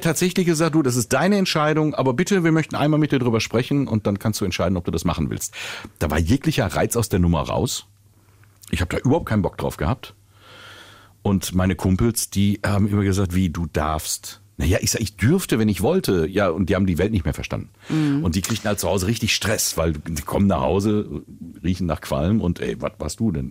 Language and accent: German; Willingen, Hesse, Germany; ich bin ja in Willingen groß geworden. Äh, mhm. Schön im Sauerland